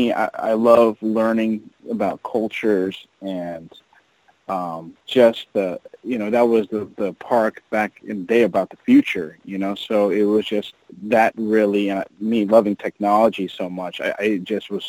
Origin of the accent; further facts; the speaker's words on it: South Florida, United States; also born or lived in New York; I'm a Floridian because I moved from New York when I was four to South Florida, and so this has been my home ever since